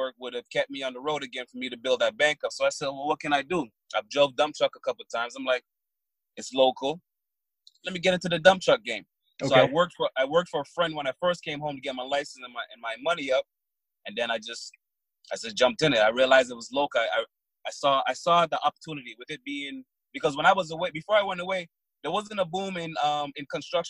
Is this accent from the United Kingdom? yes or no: no; Barbados; now in Toronto, Canada; No, I was born in Barbados.